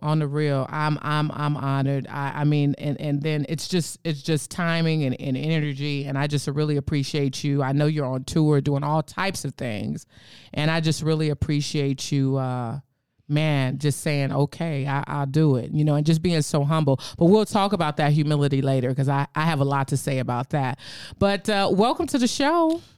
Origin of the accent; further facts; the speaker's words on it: San Francisco, California, United States; I'm from San Francisco.